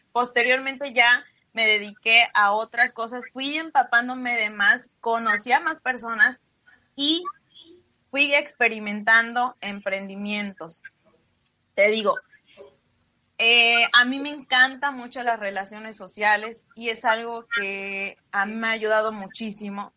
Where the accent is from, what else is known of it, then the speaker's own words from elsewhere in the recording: Xicotepec de Juárez, Puebla, Mexico; moved away as an adult; now in Yucatán, Mexico; yo soy originaria de la Sierra Norte de Puebla, Chicotepec de Juárez, Puebla, y radico en Yucatán ya aproximadamente hace 15 años